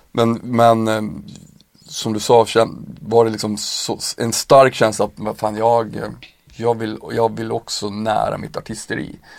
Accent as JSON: {"language": "Swedish", "town": "Piteå", "region": "Norrbotten County", "country": "Sweden", "said": "jag kommer ju själv från en bruksort, alltså såhär Piteå"}